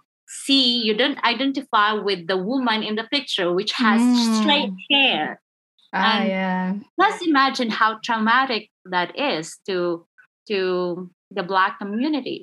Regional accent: Philippines; I'm Filipino

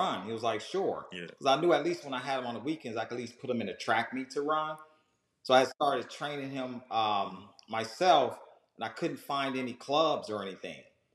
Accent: Southern California, United States; moved away as an adult; now in Georgia, United States; I was a dude from Southern California that moved to Georgia

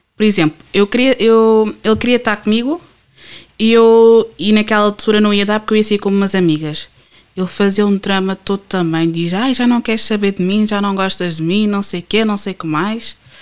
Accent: Portugal; first language Portuguese; Eu nasci e cresci cá, eu sou portuguesa

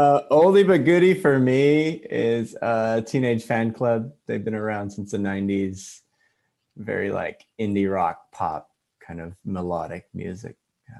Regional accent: California, United States; also born or lived in Hawaii / Connecticut / Guam; I'm from California. I'm a Cali boy. I've been here since I was 9. But before that, I moved all around because my dad was in the Navy. Born in Hawaii, lived in Connecticut, Vallejo, Guam, and then San Diego.

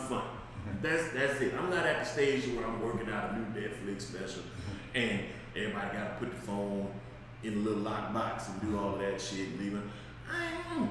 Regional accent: Las Vegas, Nevada, United States; I was born and raised in Vegas.

